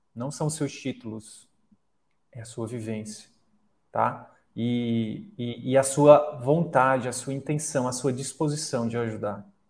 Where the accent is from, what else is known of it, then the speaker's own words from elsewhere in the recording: Picos, Piauí, Brazil; moved away; eu vou voltar para o interior do Piauí, eu sou de Picos